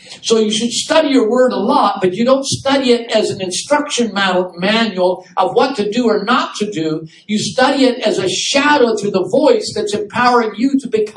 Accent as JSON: {"language": "English", "region": "Wisconsin", "country": "United States", "tie": "born or raised there", "moved": "yes", "said": "my hometown, I told you, in Wisconsin"}